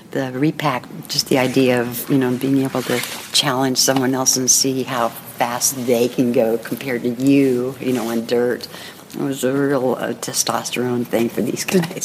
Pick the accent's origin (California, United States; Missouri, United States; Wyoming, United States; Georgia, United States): California, United States; Berkeley; now in Marin County, United States; I was born and raised in Berkeley, but been in uh, Marin since 68